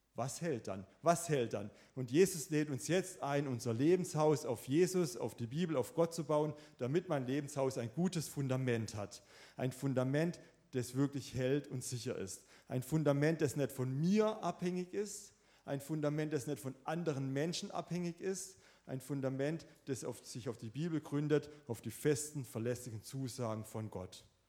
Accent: Swabia, Germany; ich bin selber auch ein Schwabe

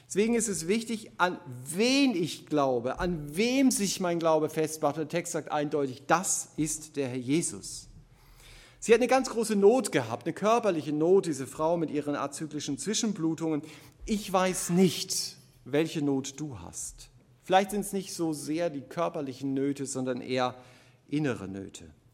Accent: Germany; Gerade als Deutsche

